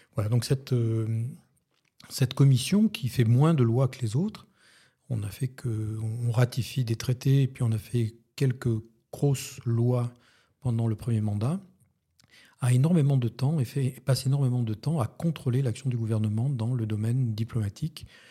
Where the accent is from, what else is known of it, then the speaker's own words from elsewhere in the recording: France; moved away as an adult; also born or lived in Lithuania / Poland / Egypt; je suis un Français à l'étranger